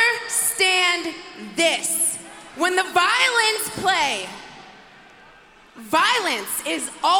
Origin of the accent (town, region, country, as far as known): Albany, New York, United States; born or raised there; also born or lived in Moldova